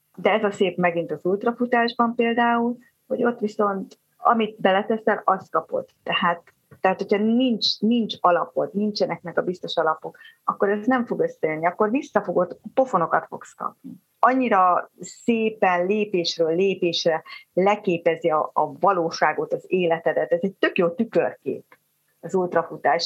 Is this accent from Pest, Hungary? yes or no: yes; Zebegény, Pest, Hungary; also born or lived in Budapest; én Zebegénybe születtem, én a Zebegénybe a falu utolsó házába az erdő mellett nőttem föl